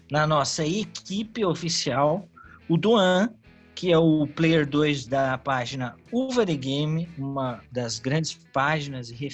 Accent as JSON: {"language": "Portuguese", "town": "Curitiba", "region": "Paraná", "country": "Brazil", "said": "sou de Curitiba, tenho 34 anos, gosto de videogames desde minha adolescência."}